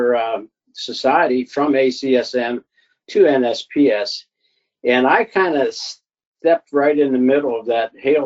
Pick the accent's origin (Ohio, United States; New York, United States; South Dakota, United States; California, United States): Ohio, United States; Alliance; a private business in Alliance, Ohio, my hometown.